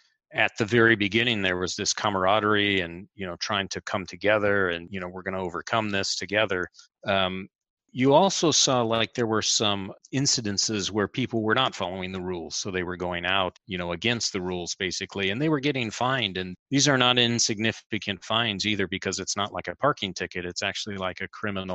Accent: Fort Wayne, Indiana, United States; moved away as an adult; also born or lived in United Kingdom; now in Milan, Italy; I was raised in Indiana

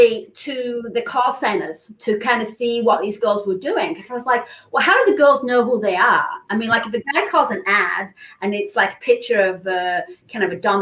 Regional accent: England, United Kingdom; moved away as an adult; now in California, United States; So I came from England. I was a model. I was actually the Marlboro cigarette girl. So in England, they had a girl instead of the Marlboro man.

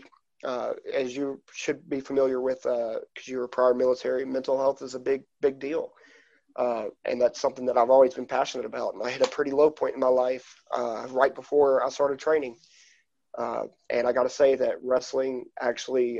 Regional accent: East Coast, United States; moved away; my hometown area of the East Coast and Canada

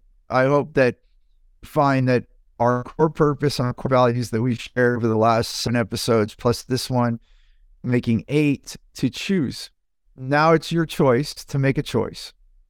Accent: United States; I grew up in the United States through modern society to work, work, work, work, work. I came from immigrant families, work, work, work, work, work.

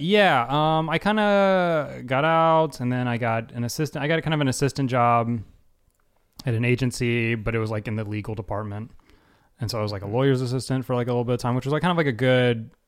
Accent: Atlanta, Georgia, United States; moved away; also born or lived in Los Angeles; my high school in Atlanta

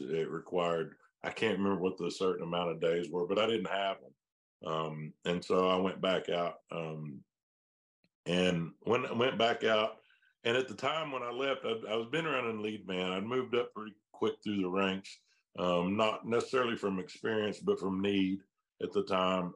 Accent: Hobart, Oklahoma, United States; my hometown, specifically from Hobart

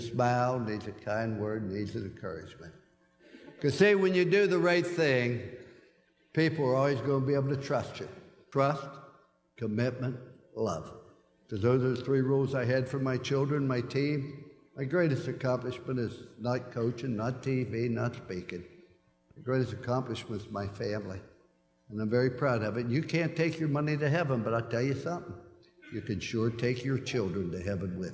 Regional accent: West Virginia, United States; I was born in Fallsby, West Virginia.

